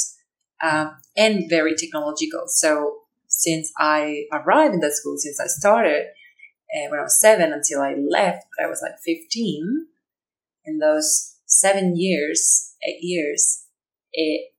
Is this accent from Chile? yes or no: yes; Chile; English is a second language; now in Darwin, Australia; I'm from Chile, originally. Okay. But I'm living in Darwin at the moment